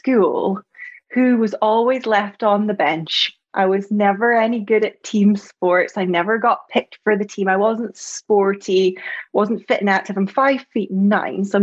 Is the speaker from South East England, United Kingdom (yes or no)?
no; Scotland, United Kingdom; you probably heard from my accent, I'm from Scotland